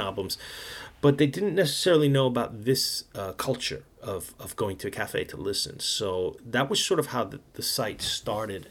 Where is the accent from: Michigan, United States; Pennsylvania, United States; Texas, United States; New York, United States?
New York, United States; New York City; moved away as an adult; now in Japan; I grew up in New York